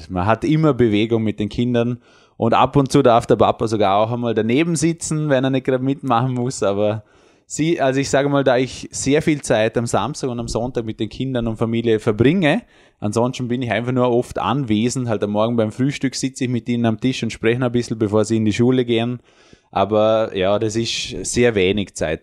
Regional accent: Vorarlberg, Austria; Bei uns in Vorarlberg

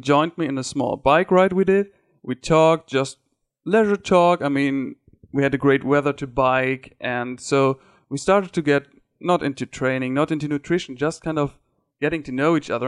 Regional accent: Ruhr area, North Rhine-Westphalia, Germany; English is a second language; I'm from Germany. It's uh, what we call the Ruhrpott

